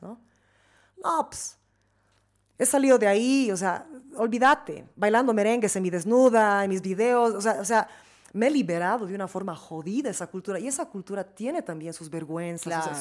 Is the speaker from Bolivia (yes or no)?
yes; Bolivia; moved away; also born or lived in New York; soy boliviana